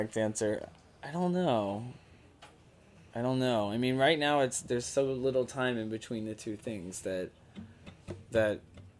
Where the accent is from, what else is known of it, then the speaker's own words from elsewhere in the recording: Texas, United States; I'm Texan.